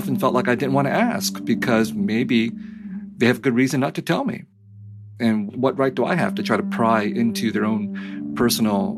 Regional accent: United States; also born or lived in Vietnam; I was growing up in the United States in the 70s and 80s

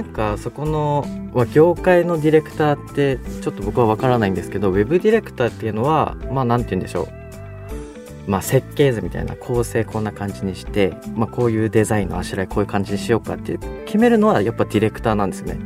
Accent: Tomakomai, Hokkaido, Japan; moved away; also born or lived in Sapporo / Tokyo; 僕は地元苫小牧にいて札幌に行って東京に行った

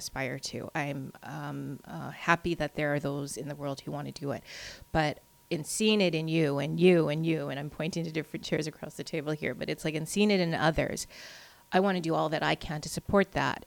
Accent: Steinbach, Manitoba, Canada; I grew up in Steinbeck.

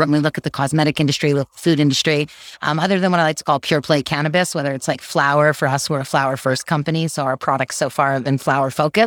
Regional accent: Canada; being a Canadian, having federal legalization

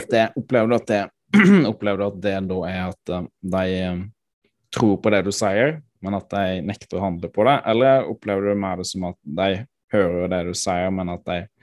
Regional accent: Froland, Agder, Norway; hjemkommunen min, i Froland

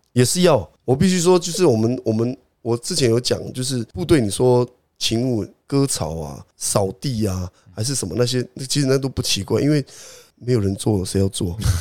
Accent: Taiwan; 我们台湾人

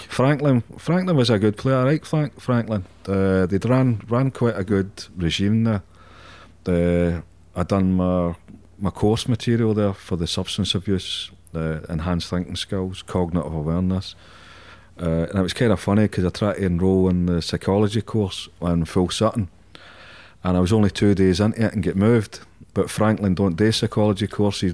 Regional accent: Glasgow, Scotland, United Kingdom; I'm Scottish, I'm Glaswegian

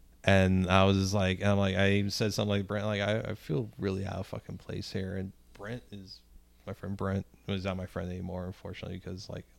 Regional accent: Spanish Lake, Missouri, United States; the street I grew up on in Spanish Lake has like burned out houses on it now.

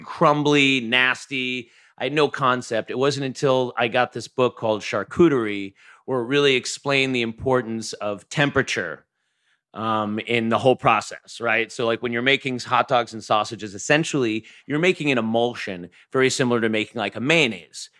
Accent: Long Island, New York, United States; growing up in Long Island

